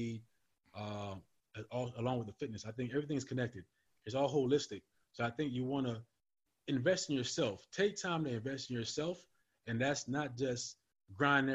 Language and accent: English; U.S. Virgin Islands; moved away as an adult; also born or lived in California; now in Virginia, United States; I'm originally from St. Thomas, from the Virgin Islands